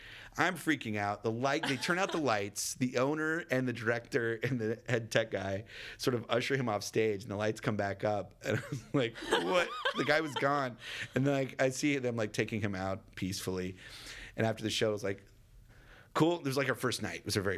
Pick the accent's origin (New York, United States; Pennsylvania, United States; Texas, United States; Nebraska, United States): Texas, United States; Dallas; Yeah. I grew up in Dallas.